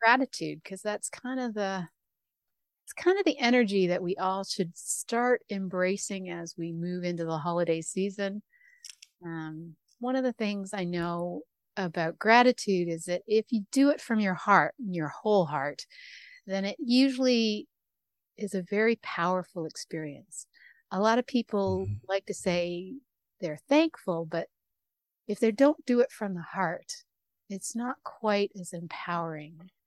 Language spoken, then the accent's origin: English; Canada; I'm from Canada